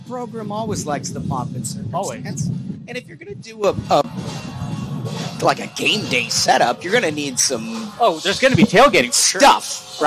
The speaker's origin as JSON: {"language": "English", "region": "Minnesota", "country": "United States", "said": "I'm from Minnesota"}